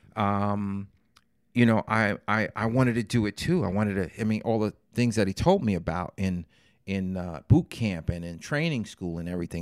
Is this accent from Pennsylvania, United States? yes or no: no; New York City, New York, United States; Growing up in Fort Greene, Brooklyn in the seventies, as a young man